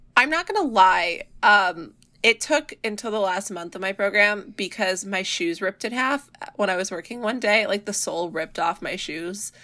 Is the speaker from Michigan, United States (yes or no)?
no; Seattle area, Washington, United States; I'm from the Seattle area